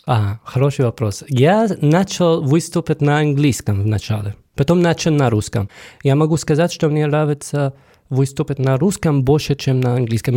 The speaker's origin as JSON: {"language": "Russian", "country": "Syria", "also_born_or_lived": "Rostov-on-Don, Russia / Voronezh, Russia", "second_language": "Russian", "moved": "as an adult", "lives_now": "Saint Petersburg, Russia", "said": "я приехал из Сирии, я уже здесь давно, 8 лет"}